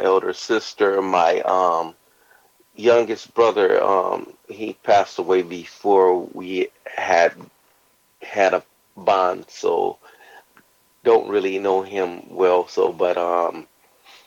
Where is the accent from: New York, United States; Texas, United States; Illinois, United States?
Illinois, United States; Joliet; moved away as an adult; now in Tokyo, Japan; I was born and raised in Joliet, a little outside of Chicago